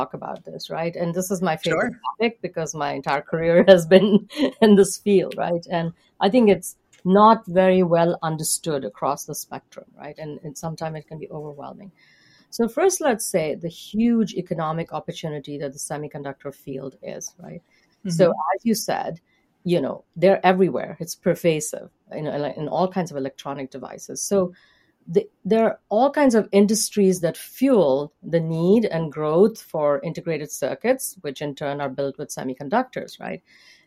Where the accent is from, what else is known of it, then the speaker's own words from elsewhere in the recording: India; now in United States; I grew up in India, and so I would be considered in the United States someone from a diverse background